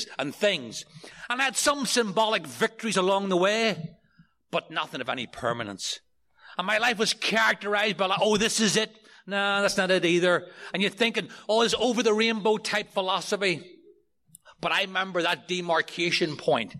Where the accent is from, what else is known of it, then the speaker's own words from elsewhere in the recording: outside Belfast, Northern Ireland, United Kingdom; moved away as an adult; now in New York City, United States; I grew up outside of Belfast in Northern Ireland